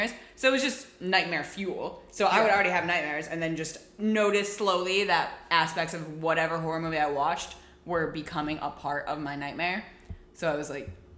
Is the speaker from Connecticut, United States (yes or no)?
yes; Connecticut, United States; now in Rhode Island, United States; I'm from Connecticut. We live in Rhode Island right now